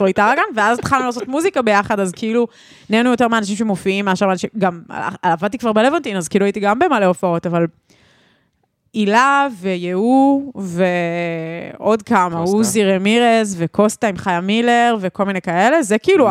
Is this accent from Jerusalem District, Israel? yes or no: no; Ra'anana, Central District, Israel; גדלנו שתינו ברעננה